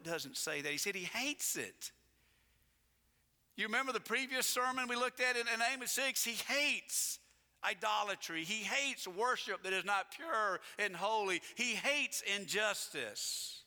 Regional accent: United States; being an American

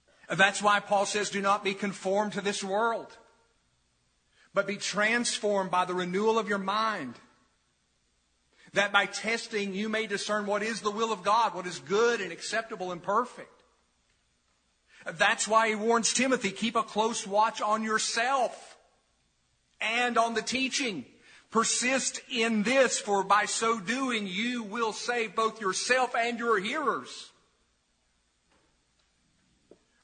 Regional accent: New Market, Tennessee, United States; As a kid, I grew up in New Market near the Holston River

